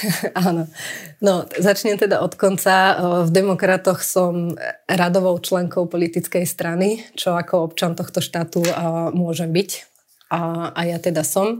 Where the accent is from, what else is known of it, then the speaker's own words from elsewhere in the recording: Prievidza, Trenčín Region, Slovakia; moved away as an adult; also born or lived in Bratislava; v Prievidzi kde vlastne pochádzame a skadiaľ pochádzame